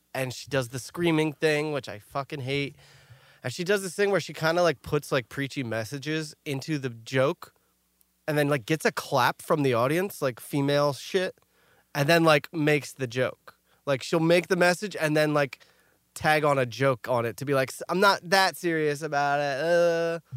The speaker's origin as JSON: {"language": "English", "region": "New York", "country": "United States", "said": "we're from New York"}